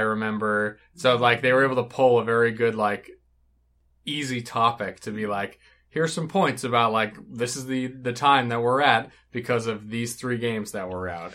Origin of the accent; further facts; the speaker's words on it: United States; as an American viewer